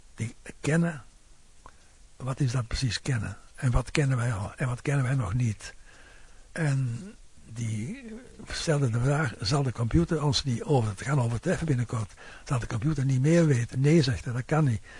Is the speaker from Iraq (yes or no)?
no; Flanders, Belgium; bij ons in Vlaanderen